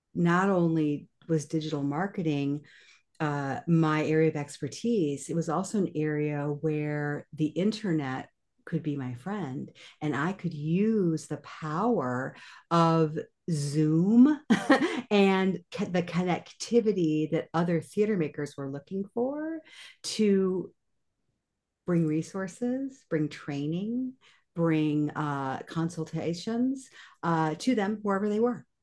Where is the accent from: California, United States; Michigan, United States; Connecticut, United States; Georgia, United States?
Michigan, United States; Kalamazoo; moved away as an adult; also born or lived in New York; I decided to move my family back to my hometown of Kalamazoo, Michigan